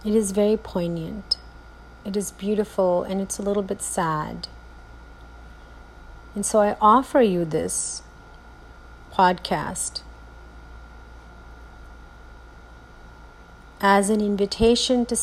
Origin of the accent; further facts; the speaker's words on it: India; moved away; how I was raised in India, the values that were instilled in me, the limitations of how I was parented in India